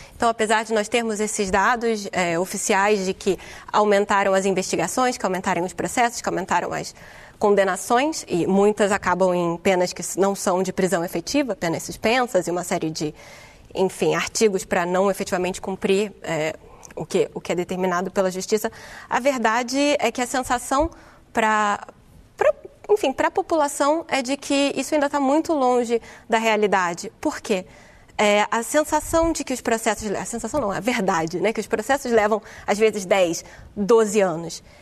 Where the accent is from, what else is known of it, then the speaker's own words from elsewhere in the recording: Brazil; now in Portugal; eu sou brasileira